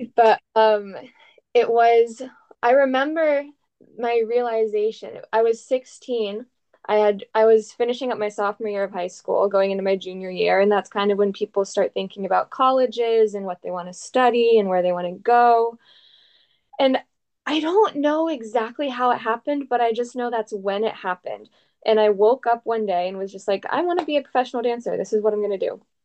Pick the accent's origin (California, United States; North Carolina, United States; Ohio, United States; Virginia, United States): Ohio, United States; Dublin; I grew up in Columbus, Ohio, and I actually grew up in a suburb called Dublin, Ohio